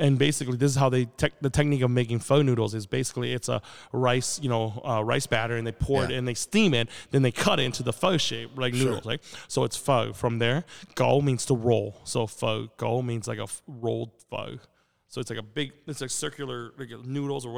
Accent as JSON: {"language": "English", "town": "Port Edwards", "region": "Wisconsin", "country": "United States", "second_language": "English", "said": "I'm from Port Edwards, Wisconsin"}